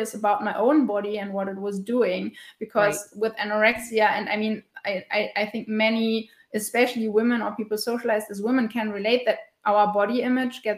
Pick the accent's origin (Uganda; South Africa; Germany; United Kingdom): Germany; western Germany; I am living and from Germany, in the west of Germany, in a small town.